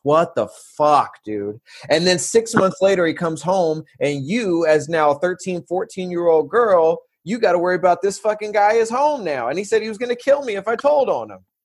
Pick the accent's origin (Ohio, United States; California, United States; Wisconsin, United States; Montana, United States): California, United States; San Diego; I'm from San Diego